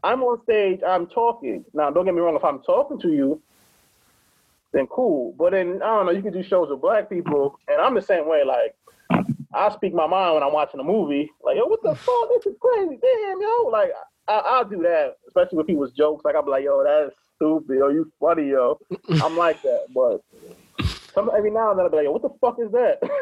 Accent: Hartford, Connecticut, United States; I'm from Hartford

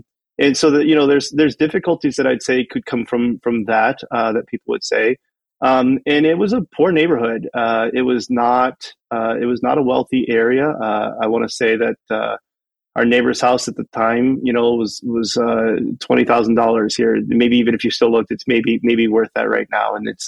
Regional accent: Canton, Ohio, United States; So I grew up in Canton, Ohio, or as we would say when I grew up there, Canton, Ohio, right?

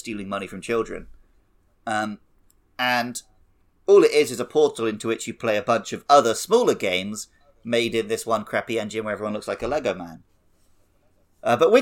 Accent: Wales, United Kingdom; me and Mus being from Wales

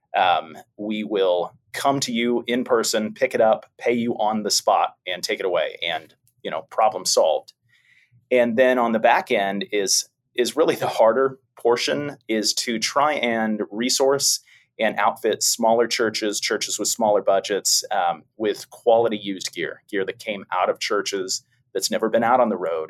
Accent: San Diego, California, United States; moved away; I'm from San Diego, my wife and I, and so we go back every July

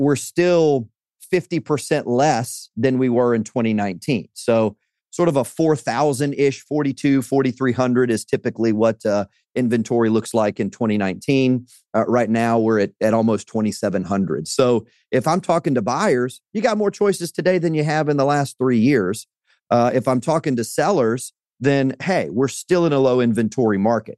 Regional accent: Louisiana, United States; I'm from, uh, Louisiana, so, uh, born and raised in Louisiana, spent a, a couple of years outside of Louisiana, but, uh, this is home

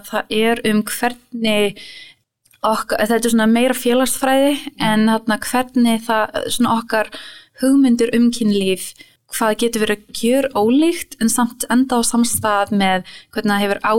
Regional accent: New York, United States; Svo þú veist, ég ólst upp um mitt

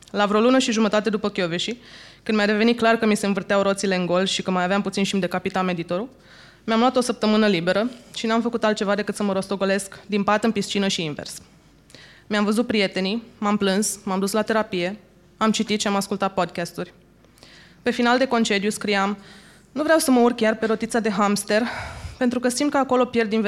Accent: Suceava, Suceava County, Romania; am încheiat o călătorie de 12 zile la Suceava, unde mi-am documentat familia și orașul natal

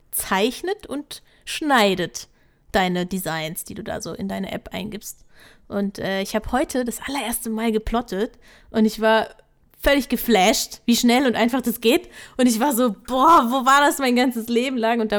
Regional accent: Mainz, Rhineland-Palatinate, Germany; Also ich komme aus Mainz, da, mach, da haben wir kein Osterfeuer

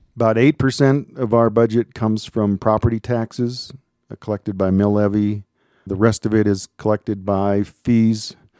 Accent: Minnesota, United States; moved away as an adult; also born or lived in Missoula, Montana; now in Colorado, United States; I'm originally from Minnesota

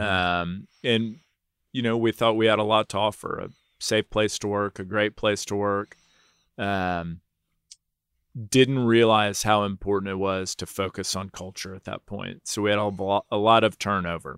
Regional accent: Houston, Texas, United States; also born or lived in Nashville, Tennessee / New York; I was born in Nashville, Tennessee, uh, moved to Houston when I was three years old

